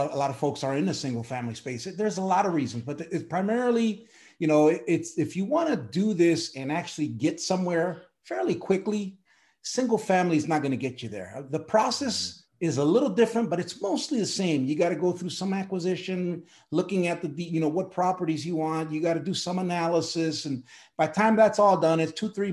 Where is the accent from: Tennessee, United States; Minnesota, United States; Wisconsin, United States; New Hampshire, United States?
Wisconsin, United States; Milwaukee; moved away; also born or lived in Puerto Rico; I was born in Puerto Rico, raised in Milwaukee, Wisconsin